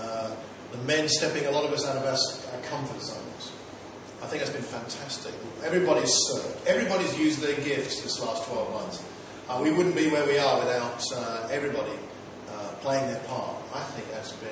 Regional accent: Watford, East of England, United Kingdom; Well, Watford, just outside London.

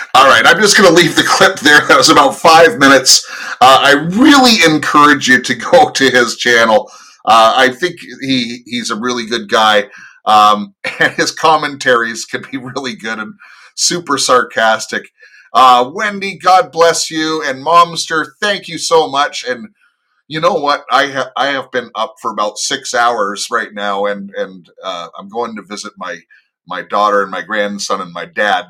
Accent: United States; I am an American

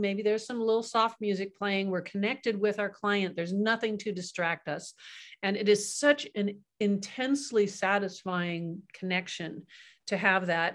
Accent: Kingsburg, California, United States; also born or lived in Kansas; my dad was in Kansas and a family of five, and then the whole family, he moved us out to California

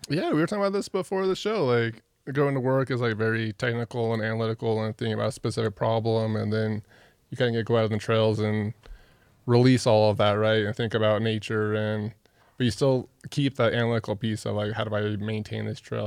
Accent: Reno, Nevada, United States; moved away as an adult; also born or lived in Salt Lake City, Utah; now in Utah, United States; I grew up in Reno

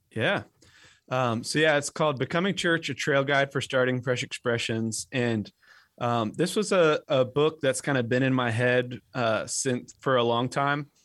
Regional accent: Western Massachusetts, United States; now in North Carolina, United States; I grew up in Western Massachusetts, which was thoroughly post-Christian

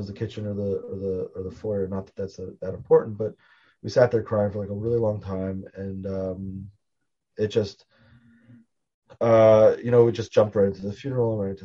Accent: Baltimore, Maryland, United States; I'm from Baltimore originally

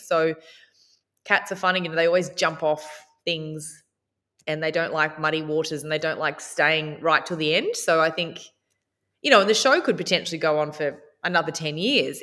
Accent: Warrnambool, Victoria, Australia; growing up in Warner Ball and watching Tracy Grimshaw

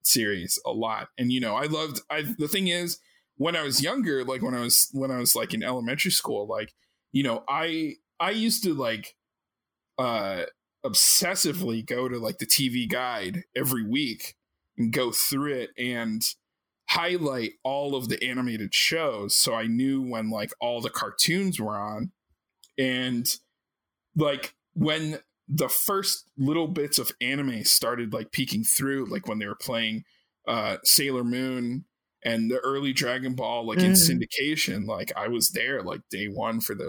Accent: Maryland, United States; I grew up in Maryland and I lived maybe like 30 minutes from Baltimore

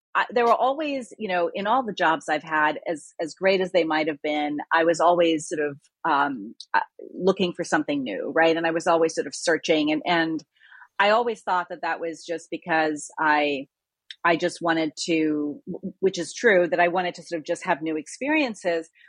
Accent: India; also born or lived in Nigeria; now in United States; I'm originally from India and lived in Nigeria and came here.

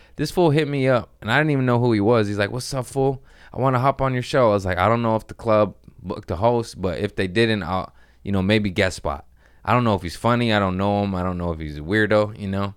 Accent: Los Angeles, California, United States; I'm from Los Angeles

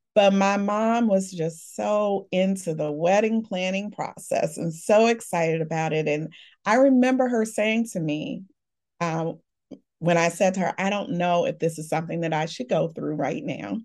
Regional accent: Chicago, Illinois, United States; I was born and raised in Chicago. I've been here all of my life.

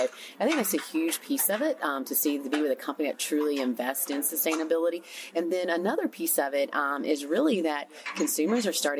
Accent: the South, United States; Yeah, so growing up in the South, as I'm sure many people did, we're a big textile town.

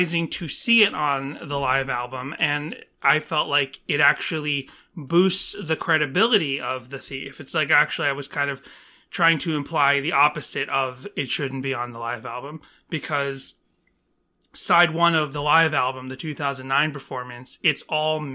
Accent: Northeast, United States; moved away; growing up in the Northeast

